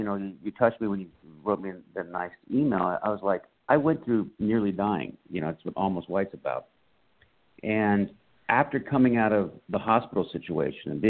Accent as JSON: {"language": "English", "town": "San Diego", "region": "California", "country": "United States", "tie": "born or raised there", "said": "I grew up in San Diego, California"}